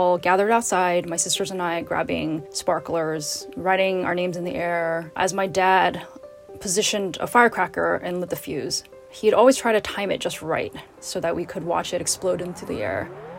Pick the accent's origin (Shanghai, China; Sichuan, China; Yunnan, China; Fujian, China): Shanghai, China; My family lived in Shanghai when I was a child